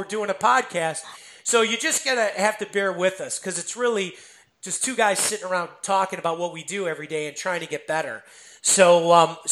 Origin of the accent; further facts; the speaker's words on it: Chicago, Illinois, United States; I'm from Chicago